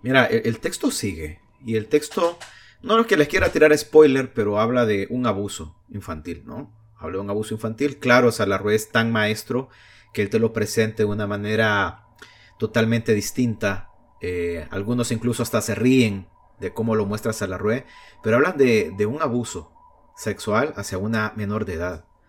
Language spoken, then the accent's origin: Spanish; El Salvador; la sociedad salvadoreña